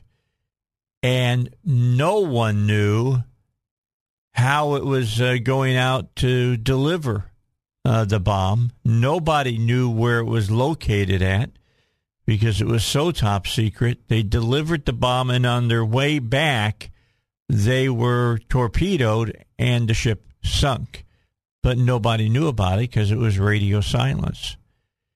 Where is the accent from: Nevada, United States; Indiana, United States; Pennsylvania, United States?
Indiana, United States; now in Little Rock, United States; I'm originally from Indiana